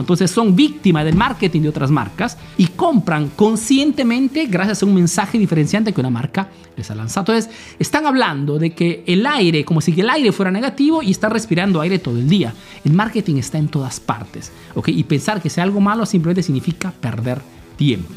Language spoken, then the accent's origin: Spanish; Peru; now in Italy; soy un emprendedor peruano que vive hace nuevos en Italia, en Europa principalmente